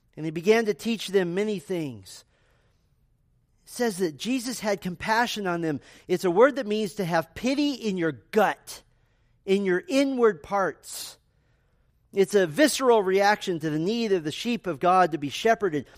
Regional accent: United States; being American Christians

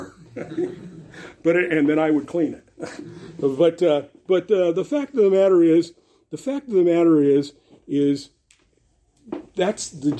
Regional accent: Los Angeles, California, United States; I grew up in Venice Beach, incidentally. Kathy and I are graduates of Venice High School

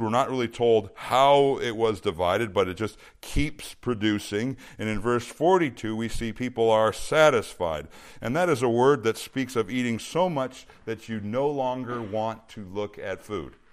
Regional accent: Minnesota, United States; now in Bakersfield, United States; when I was a kid growing up in Minnesota

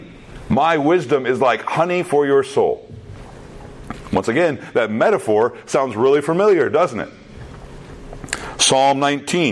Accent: Minnesota, United States; also born or lived in Texas; I came from Minnesota to Texas. Up in Minnesota, we say things a little bit different than the way they speak down there in Texas.

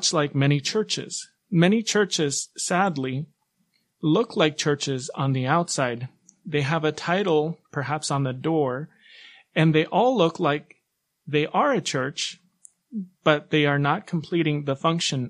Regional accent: Guayaquil, Guayas, Ecuador; I'm from Guayaquil, Ecuador

